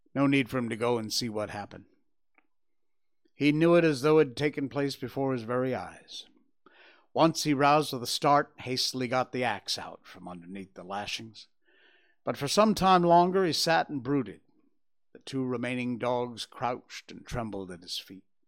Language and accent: English; United States; now in Malaysia; I'm American